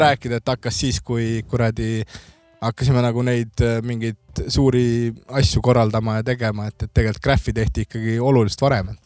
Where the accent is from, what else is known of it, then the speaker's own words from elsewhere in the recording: Kadrina, Lääne-Viru County, Estonia; ma olen Kadrinast pärit